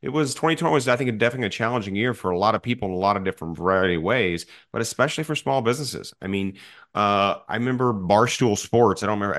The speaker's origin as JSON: {"language": "English", "town": "Edwardsville", "region": "Illinois", "country": "United States", "tie": "born or raised there", "said": "I grew up in Edwardsville, Illinois, but that's 15 minutes from the city of St. Louis."}